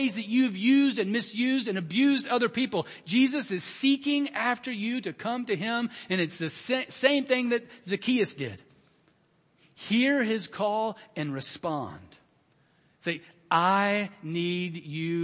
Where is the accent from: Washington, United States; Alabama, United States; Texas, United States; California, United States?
Alabama, United States; I was born in the 60s in Alabama